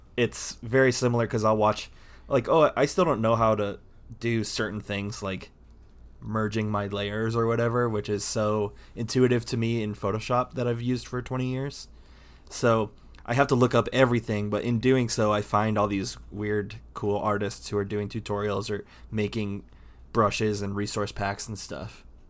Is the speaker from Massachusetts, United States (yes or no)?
no; Indiana, United States; I grew up in Indiana, so, um, there were t, there were tornadoes.